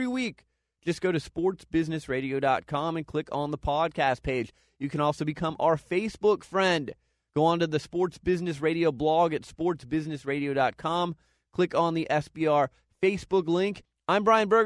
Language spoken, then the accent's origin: English; Phoenix, Arizona, United States; I grew up in Phoenix, Arizona